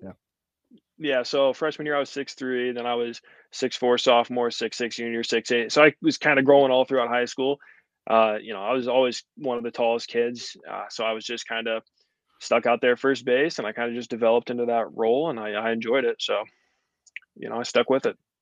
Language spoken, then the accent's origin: English; Eureka, United States; playing for Eureka, like the hometown ball